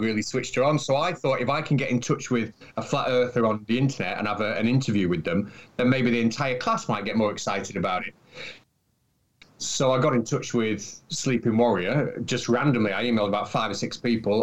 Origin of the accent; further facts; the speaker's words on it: United Kingdom; compared to America, we're such a small country